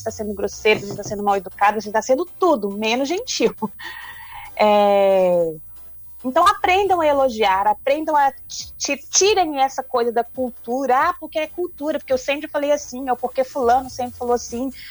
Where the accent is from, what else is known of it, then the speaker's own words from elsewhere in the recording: Minas Gerais, Brazil; Eu sou de, na verdade, eu sou do norte de Minas Gerais. Então, eu sou acostumada com, com, com tempo quente, né?